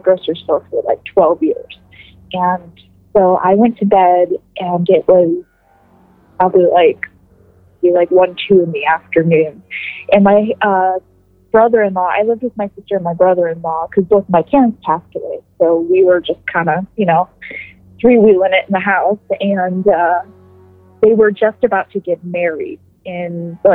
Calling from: Youngstown, Ohio, United States; I'm calling from Youngstown, Ohio

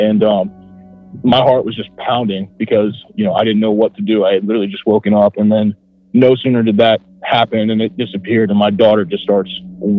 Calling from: Ohio, United States; from Ohio. I live pretty close to Dayton, Ohio.

